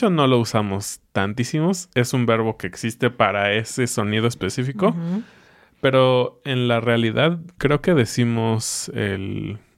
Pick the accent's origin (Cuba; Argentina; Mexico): Mexico; Como buen mexicano que nació en los ochentas